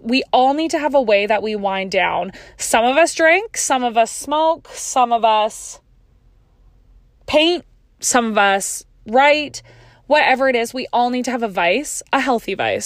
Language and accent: English; Canada; I'm Canadian